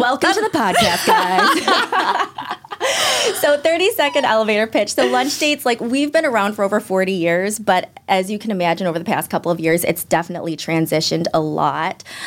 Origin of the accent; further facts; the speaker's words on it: Chicago, Illinois, United States; also born or lived in Los Angeles; now in Boston, United States; Born and raised in Chicago